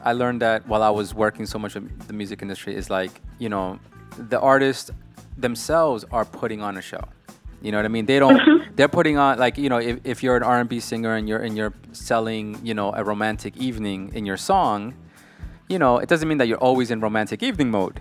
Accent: New York, United States; somebody born and raised in New York

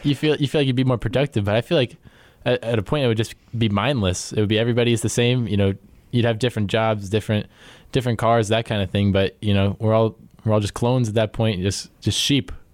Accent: Virginia, United States; I am from Percival, Virginia.

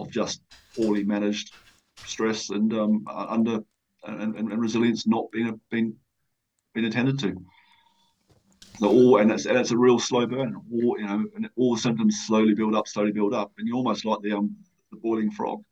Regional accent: New Zealand; moved away as an adult; now in United Kingdom; I came to the UK from New Zealand when I was 24. So I came out, as most young Kiwis

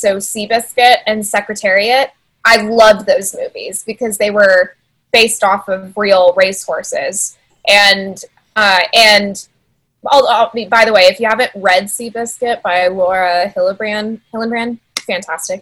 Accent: San Antonio, Texas, United States; also born or lived in Rio Grande Valley, Texas; I was born in the Valley, but I was raised in San Antonio

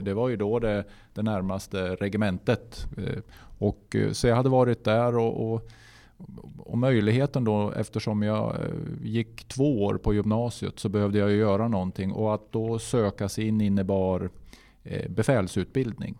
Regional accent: Gnarp, Gävleborg County, Sweden; also born or lived in Hudiksvall; Gnarp är ju min födelsort och eh, det är där jag är uppvuxen

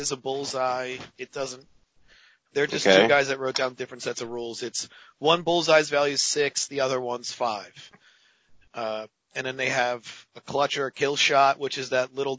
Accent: Philadelphia, Pennsylvania, United States; I'm from Philadelphia

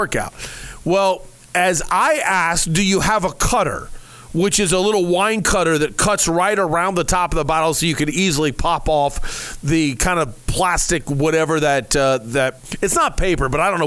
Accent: Bellbrook, Ohio, United States; now in Arizona, United States; Bellbrook is my hometown

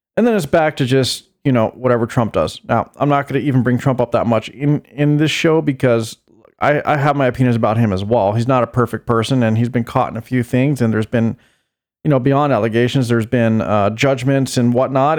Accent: United States; I'm an American citizen

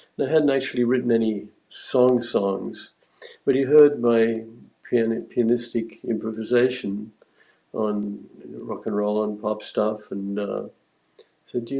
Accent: Australia; moved away as an adult; also born or lived in Sydney; now in Canada; growing up in Australia, I went through a whole trajectory of playing in blues bands and jam bands

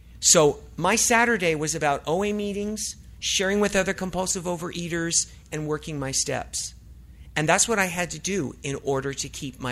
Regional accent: Los Angeles, California, United States; I'm from Los Angeles

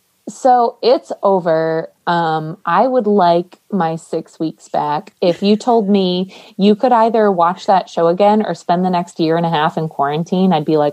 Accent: Ireland; I'm Irish.

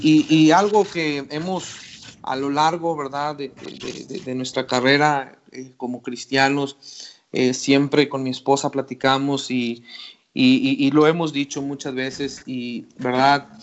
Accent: Ciudad Victoria, Tamaulipas, Mexico; moved away as an adult; also born or lived in Querétaro / Rayón, San Luis Potosí; now in Pachuca, Mexico; regresé a Ciudad Victoria, de donde originalmente yo salí

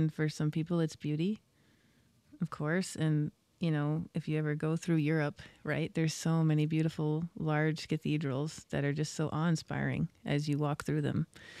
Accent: United States; Sure. As an American.

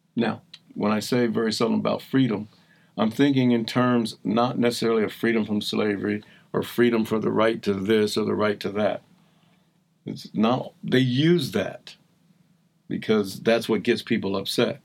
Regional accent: New Jersey, United States; also born or lived in Boston; with kids in South Jersey, right outside of Philadelphia, raised by a, a single woman

